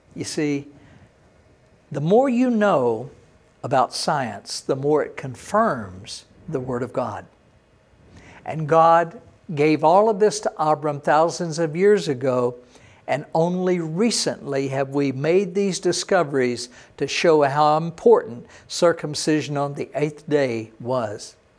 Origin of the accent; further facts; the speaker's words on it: Texas, United States; I was born in Texas